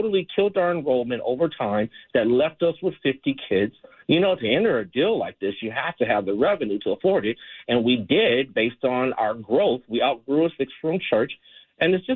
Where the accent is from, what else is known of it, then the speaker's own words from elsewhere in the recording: Los Angeles, California, United States; I'm from South LA. I was in and out of foster care.